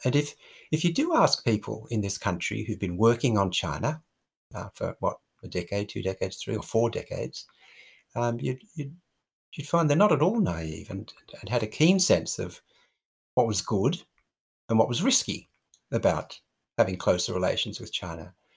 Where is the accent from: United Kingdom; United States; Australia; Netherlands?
Australia